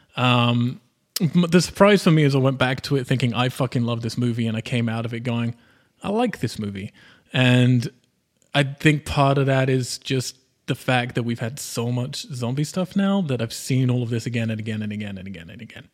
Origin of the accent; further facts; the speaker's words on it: United Kingdom; I'm British